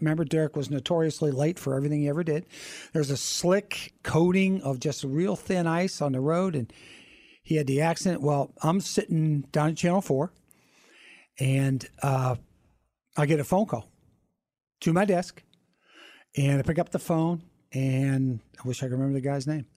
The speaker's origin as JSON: {"language": "English", "town": "Pittsburgh", "region": "Pennsylvania", "country": "United States", "tie": "born or raised there", "also_born_or_lived": "Green Bay / Kansas City / California / Washington", "moved": "as an adult", "said": "I'm from Pittsburgh"}